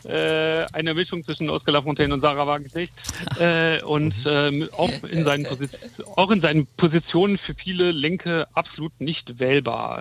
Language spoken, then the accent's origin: German; Germany; also born or lived in France; als Deutscher